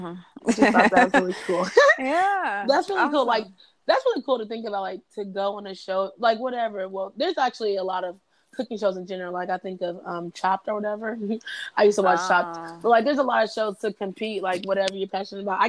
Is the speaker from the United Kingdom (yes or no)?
no; Louisville, Kentucky, United States; I'm from Louisville. I have all these Louisville people